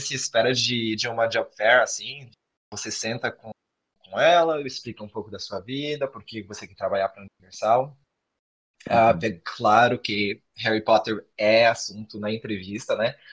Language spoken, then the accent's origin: Portuguese; Florianópolis, Santa Catarina, Brazil; eu sou de Floripa